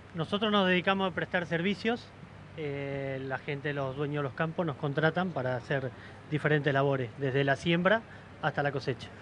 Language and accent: Spanish; central Buenos Aires Province, Argentina; yo soy de La Barría, del centro de la provincia de Buenos Aires